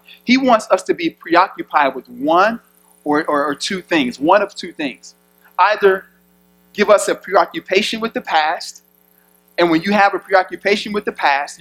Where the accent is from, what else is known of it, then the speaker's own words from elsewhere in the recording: Chicago, Illinois, United States; I'm from Chicago, inner city.